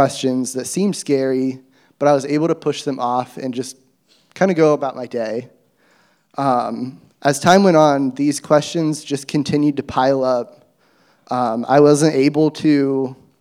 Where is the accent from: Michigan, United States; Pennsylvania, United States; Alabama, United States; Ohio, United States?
Ohio, United States; Athens; I grew up in Athens in a Christian home